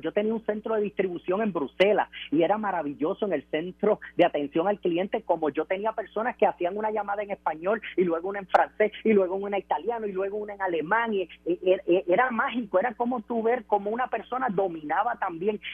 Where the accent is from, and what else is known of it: Puerto Rico